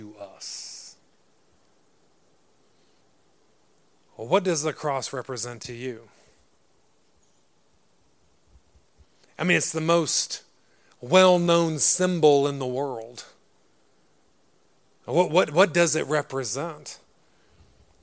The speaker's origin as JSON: {"language": "English", "region": "Texas", "country": "United States", "tie": "born or raised there", "moved": "yes", "lives_now": "Derry, United Kingdom", "said": "I was from Texas, man. We're Christians. This is how we grew up."}